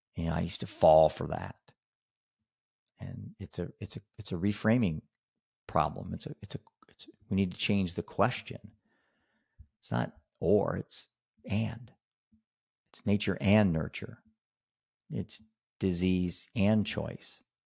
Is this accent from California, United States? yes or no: no; Iowa, United States; I'm a dad from Iowa.